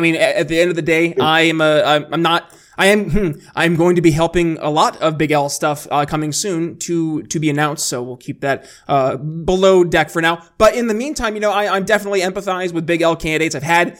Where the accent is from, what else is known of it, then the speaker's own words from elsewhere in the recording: Philadelphia, Pennsylvania, United States; now in Indiana, United States; I'm coming again from Philadelphia, PA, and now I'm living in Indiana